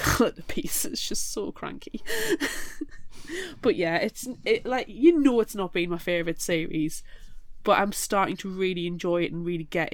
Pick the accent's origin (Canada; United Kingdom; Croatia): United Kingdom; we're British